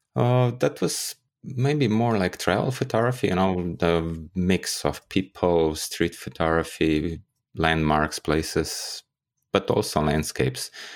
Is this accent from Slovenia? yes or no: yes; Ljubljana, Slovenia; in Ljubljana, my hometown